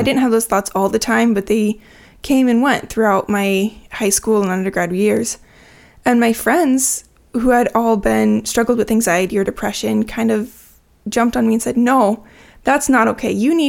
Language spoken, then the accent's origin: English; Nebraska, United States; also born or lived in Washington; I grew up in Nebraska and Washington State, kind of split between the two.